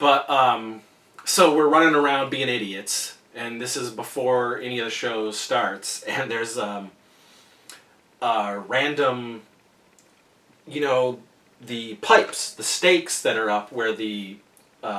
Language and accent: English; Wellsville, New York, United States; I grew up in Wellesley, New York. That's right, New York, and we had a drive-in